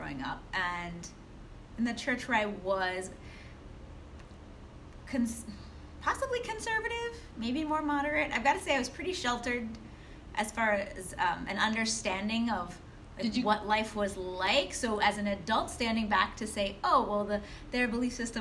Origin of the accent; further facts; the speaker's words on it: Ohio, United States; I grew up in what we call, like, the Midwest. I grew up in Ohio